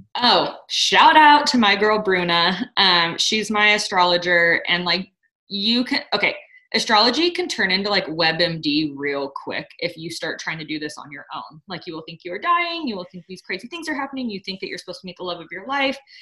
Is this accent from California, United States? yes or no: yes; Sonora, California, United States; moved away; I'm in my hometown right now, I'm in Sonora